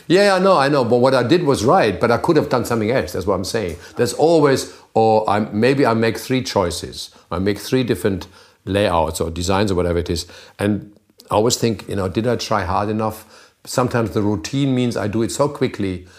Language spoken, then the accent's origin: English; Germany; childhood was in a little town which is almost a country